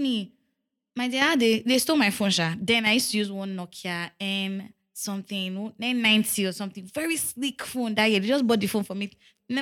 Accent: Agbara, Ogun State, Nigeria; now in Lagos, Nigeria; I grew up in Ogun State, but I grew up in Agbara

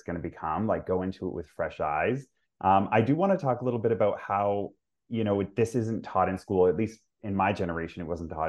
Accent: Vancouver, British Columbia, Canada; I grew up in Vancouver as well, like in BC.

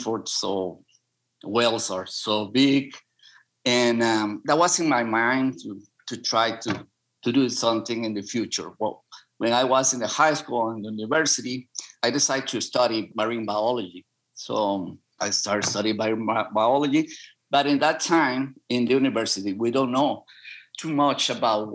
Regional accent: San José, Costa Rica; English is a second language; also born or lived in Grecia, Alajuela, Costa Rica; I grew up in San Jose, in San Pedro

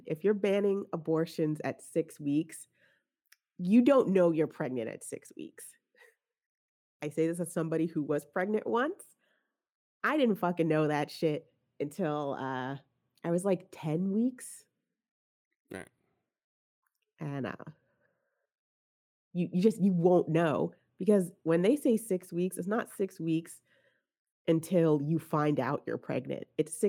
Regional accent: New Jersey, United States; now in Texas, United States; We are coming from Jersey, where we had all those blue laws, and like I couldn't get stockings on Sunday or liquor on Sunday.

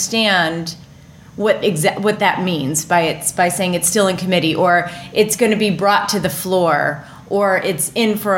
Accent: New York, United States; I'm from New York, so up in Albany and in D.C.

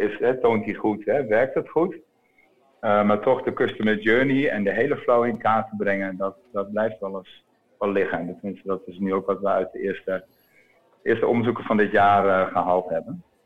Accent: Groningen, Netherlands; now in Utrecht, Netherlands; Ik woon in Utrecht en, eh, en ik kom uit Groningen.

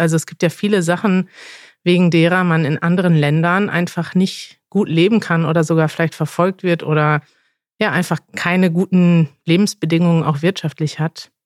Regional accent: Germany; Denn als ich aufgewachsen bin in Deutschland

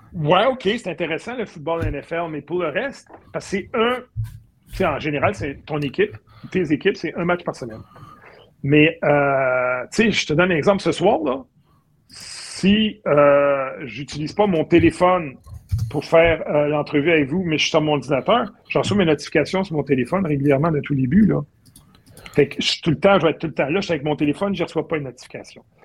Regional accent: Boucherville, Quebec, Canada; je viens de Boucherville

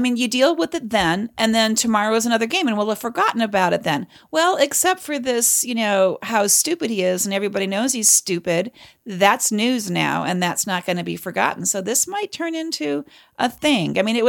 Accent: Canada; I'm a Canadian. I know better. I know how to stay neutral.

